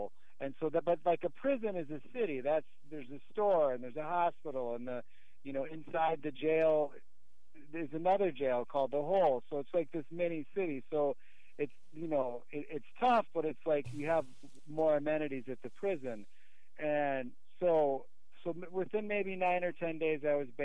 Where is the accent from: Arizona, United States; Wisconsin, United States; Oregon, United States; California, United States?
Wisconsin, United States; Milwaukee; also born or lived in Chicago, Illinois; I was moved back to Milwaukee, which is essentially where I grew up